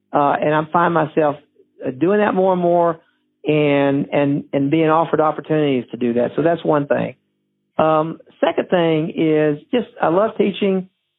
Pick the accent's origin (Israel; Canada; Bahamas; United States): United States; Alabama; You know, I'm from the South, Sweet Home Alabama.